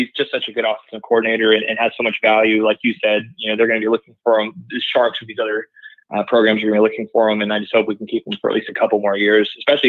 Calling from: Pensacola, Florida, United States; Hey, Kyle, I'm calling from Pensacola, Florida.

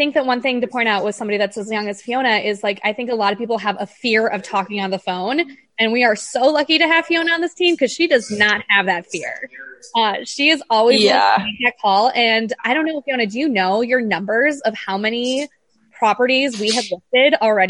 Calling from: Wisconsin, United States; I am calling in from Bayfield County, Wisconsin. Living my best lake life.

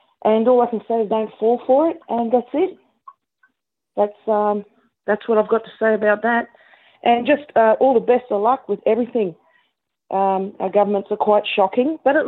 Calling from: Canberra, Australian Capital Territory, Australia; I'm calling from Canberra in Australia.

